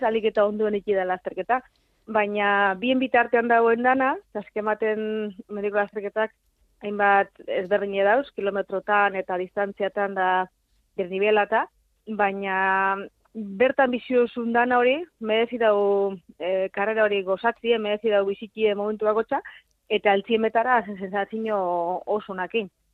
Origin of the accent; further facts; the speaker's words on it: Abadiño, Basque Country, Spain; moved away as an adult; also born or lived in Zaragoza; ni abadino bizinaz